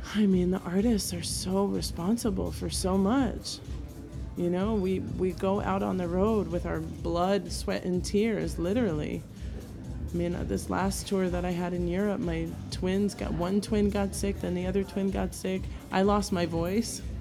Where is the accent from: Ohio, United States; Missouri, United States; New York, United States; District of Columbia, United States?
New York, United States; New York City; moved away as an adult; now in New Orleans, United States; I am from New York originally. I was born in Bayside, Queens